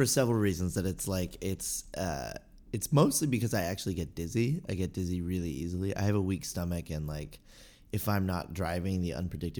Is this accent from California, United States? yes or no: yes; Los Angeles, California, United States; now in Valencia, United States; I did. I grew up in Los Angeles, but mostly in the San Fernando Valley. And then from there, I moved all around the San Fernando Valley, and then I lived in West LA for 3 years, and now I live in Valencia